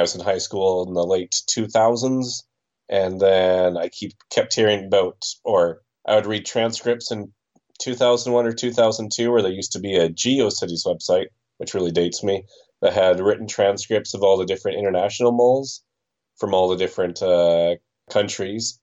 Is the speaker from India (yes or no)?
no; Canada; I am from Canada